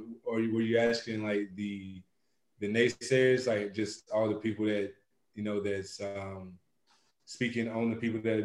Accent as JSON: {"language": "English", "region": "the South", "country": "United States", "tie": "born or raised there", "said": "And for me, it was always kind of early on, especially growing up in the South, the way I grew up at it, whatnot."}